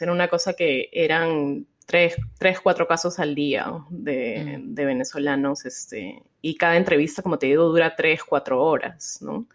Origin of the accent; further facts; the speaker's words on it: Lima, Peru; now in Houston, United States; allá en Lima, que es de donde yo soy